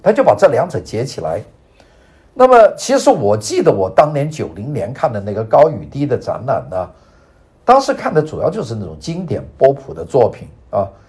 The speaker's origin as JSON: {"language": "Chinese", "country": "China", "moved": "as an adult", "lives_now": "Los Angeles, United States", "said": "我从外国来的，从中国来的，从一个没有经历过现代艺术的一个地方来"}